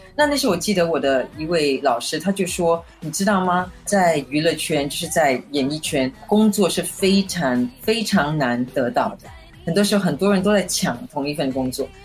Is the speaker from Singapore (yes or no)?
yes; Singapore; also born or lived in Guangdong (ancestry) / Hong Kong / Taiwan; 我家里是广东人，我们的方言是广东话，可是你知道，像新加坡的广东话跟香港的是不能够比较的